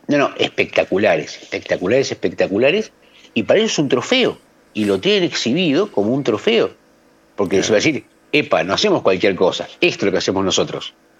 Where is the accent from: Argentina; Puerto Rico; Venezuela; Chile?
Argentina